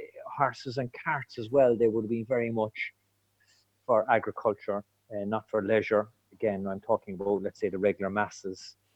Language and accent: English; Cork, Munster, Ireland; moved away as an adult; now in West Cork, Ireland; I'm from Cork City, and I've been in 20 years in West Cork.